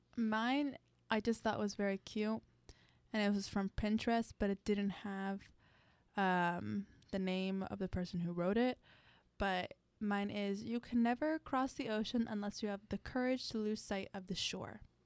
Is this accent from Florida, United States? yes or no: yes; Miami, Florida, United States; moved away as an adult; now in Gainesville, United States; I'm from Miami. I just like I like the environment that I live in. Like it was very hard to move to Gainesville